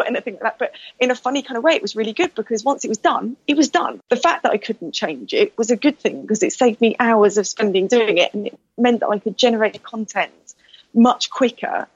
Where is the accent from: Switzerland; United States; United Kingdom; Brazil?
United Kingdom; I'm very British